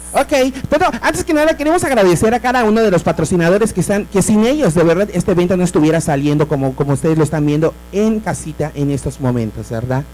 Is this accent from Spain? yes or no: no; Mexico; Como buenas mexicanas